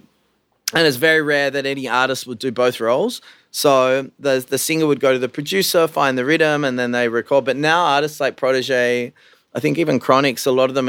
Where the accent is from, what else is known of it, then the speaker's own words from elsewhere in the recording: Australia; when I grew up in Australia